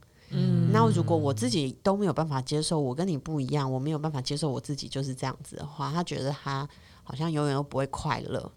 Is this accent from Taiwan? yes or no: yes; Taiwan; 我们台湾人怎么会种族歧视？台湾人没有种族歧视。